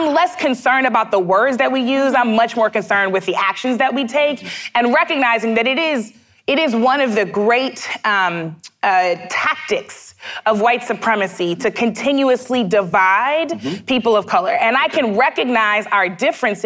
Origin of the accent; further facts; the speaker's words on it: St. Louis, Midwest, United States; now in St. Louis, United States; I say this as a Midwesterner